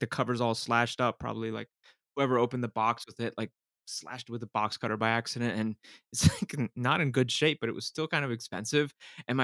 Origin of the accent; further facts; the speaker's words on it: Miami, Florida, United States; I grew up in Miami